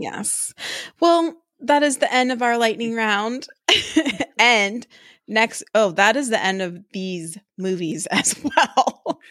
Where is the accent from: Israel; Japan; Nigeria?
Japan; Tokyo; Growing up in Tokyo, where we used to go to the parks a lot